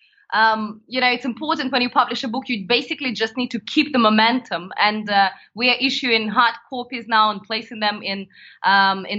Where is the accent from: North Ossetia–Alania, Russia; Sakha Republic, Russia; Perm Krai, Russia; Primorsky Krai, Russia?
Primorsky Krai, Russia; Vladivostok; moved away; I was born in the far east of Russia.